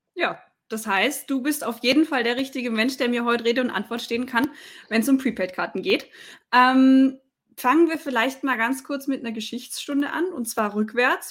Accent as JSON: {"language": "German", "area": "Swabia", "region": "Baden-Württemberg", "country": "Germany", "said": "für mich als Schwäbin"}